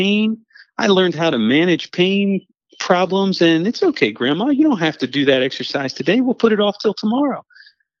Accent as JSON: {"language": "English", "town": "Hagerstown", "region": "Maryland", "country": "United States", "tie": "born or raised there", "said": "I grew up on a large dairy farm in Western Maryland, in Hagerstown, Maryland."}